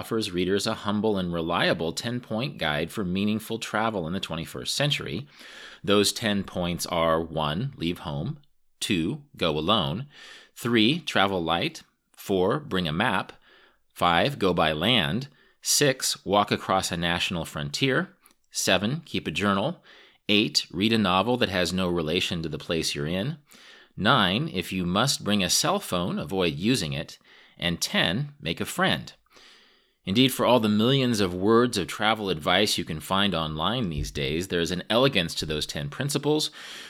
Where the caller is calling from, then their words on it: Kansas, United States; I'm actually calling you from Kansas